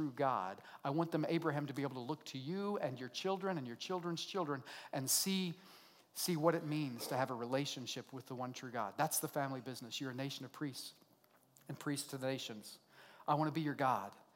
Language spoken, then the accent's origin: English; Oklahoma, United States; accent: redneck; I'm an American, I'm a redneck, I grew up right here in Oklahoma, right? I speak redneck really well.